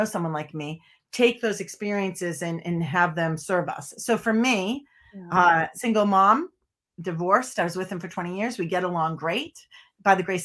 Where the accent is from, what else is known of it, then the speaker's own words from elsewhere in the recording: Boston, Massachusetts, United States; moved away; I'm from Boston originally